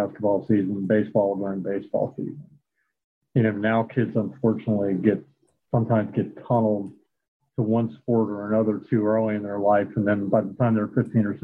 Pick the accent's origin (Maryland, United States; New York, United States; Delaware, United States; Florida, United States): Delaware, United States; Wilmington; I grew up in Wilmington, Delaware